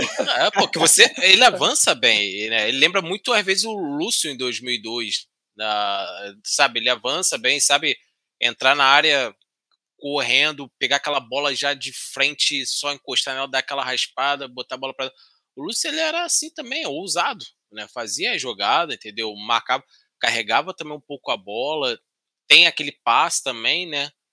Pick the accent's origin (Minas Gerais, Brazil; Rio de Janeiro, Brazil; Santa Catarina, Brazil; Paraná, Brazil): Rio de Janeiro, Brazil; quando sou do Rio também